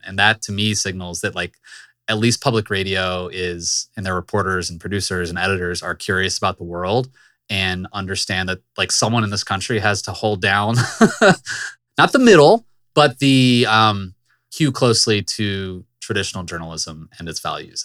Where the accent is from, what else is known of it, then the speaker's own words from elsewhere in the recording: Richmond, Virginia, United States; moved away; my hometown in Richmond